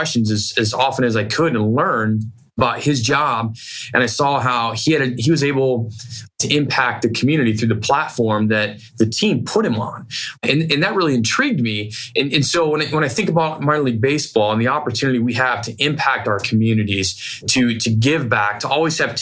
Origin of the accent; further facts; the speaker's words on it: Bourbonnais, Illinois, United States; also born or lived in Ohio; now in Sacramento, United States; I was 5 years old at that time when we moved from Ohio to a small town, Illinois